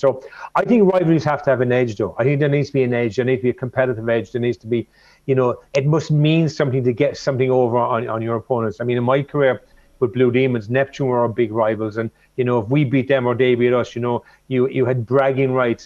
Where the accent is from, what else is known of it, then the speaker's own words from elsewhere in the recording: Cork, Munster, Ireland; growing up in Cork